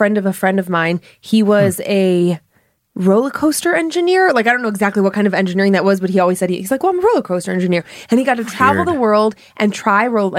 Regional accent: Ohio, United States; where I grew up in Ohio

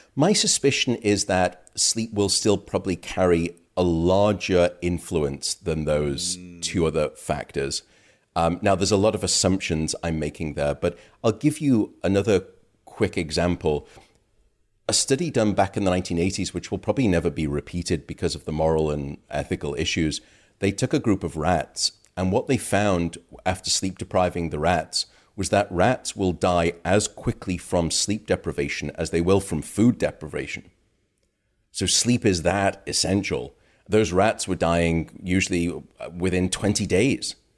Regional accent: United Kingdom; now in United States; My home country, uh, the U K

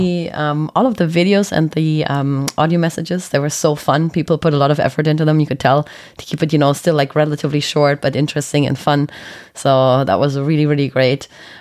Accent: Germany; moved away; also born or lived in Ireland; I'm a fake Irish and I lived there for a long time. And I'm a German disguised as an Irish person.

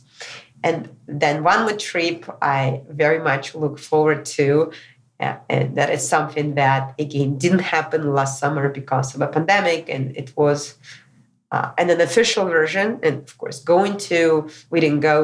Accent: Moscow, Russia; moved away; also born or lived in California; back to my hometown, Moscow, Russia.

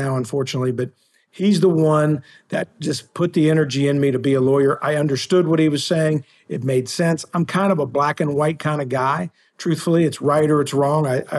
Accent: West Virginia, United States; also born or lived in Ohio; I am from West Virginia. I grew up here. I've lived here most of my life. I lived in Ohio when I went to law school and worked at a law firm up in Cleveland for about a year. And then other than that, I've been in West Virginia my entire life.

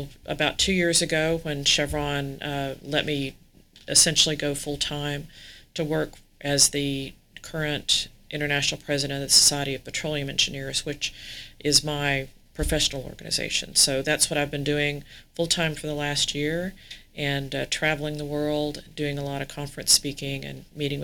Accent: Houston, Texas, United States; I grew up here in Houston

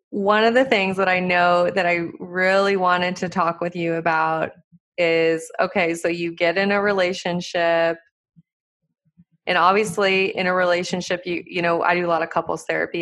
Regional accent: Montana, United States; I grew up in Montana, you know, like country

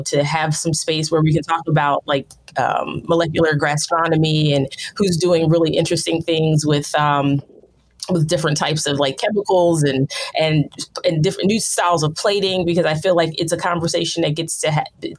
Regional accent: outside of Philadelphia, Pennsylvania, United States; I grew up outside of Philadelphia.

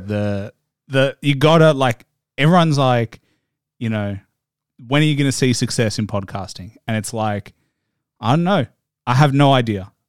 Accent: Australia; you know I'm Australian

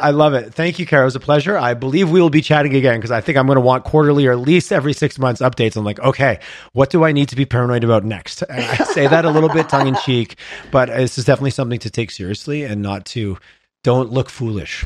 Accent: Montreal, Quebec, Canada; now in Calgary, Canada; I grew up on the on the East Coast, I grew up Montreal

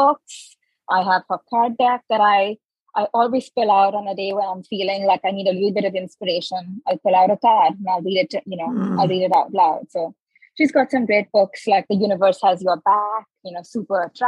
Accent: Mumbai, Maharashtra, India; moved away as an adult; now in United States; I come from Mumbai, India. I've grown up with spice

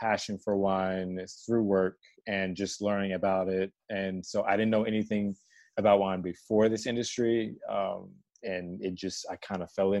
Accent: Maryland, United States; now in Odenton, United States; So I was born in D.C.

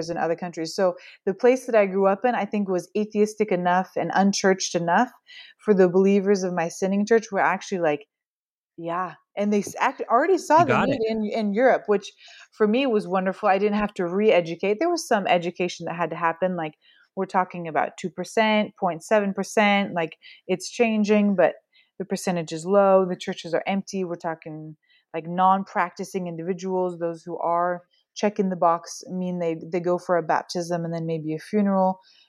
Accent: Oregon, United States; now in France; Where I grew up in Oregon, it's a very atheistic town.

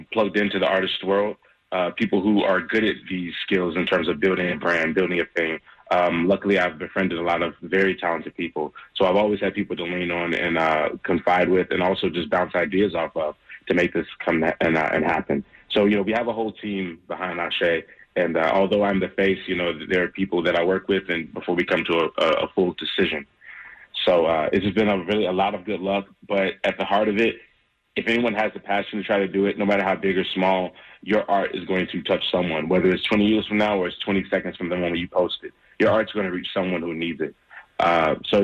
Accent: Charlotte, North Carolina, United States; I'm a hometown guy. I'm born and raised in Charlotte, North Carolina.

